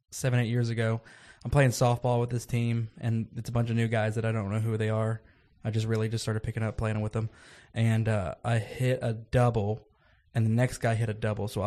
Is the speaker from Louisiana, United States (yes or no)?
yes; Louisiana, United States